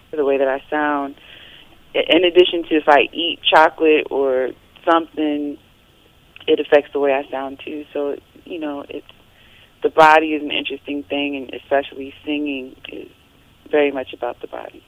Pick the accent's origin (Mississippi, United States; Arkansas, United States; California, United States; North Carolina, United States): North Carolina, United States; moved away; my home state of North Carolina